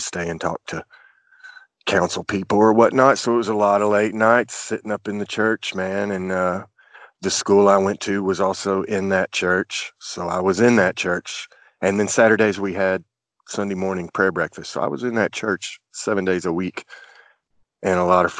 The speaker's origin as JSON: {"language": "English", "town": "Chattanooga", "region": "Tennessee", "country": "United States", "tie": "born or raised there", "also_born_or_lived": "Port Arthur, Texas"}